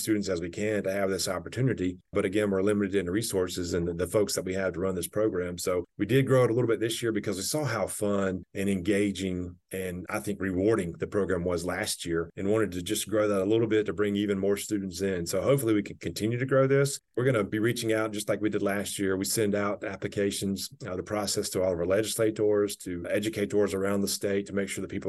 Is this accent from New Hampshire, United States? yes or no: no; Pascagoula, Mississippi, United States; growing up in Pascagoula, Mississippi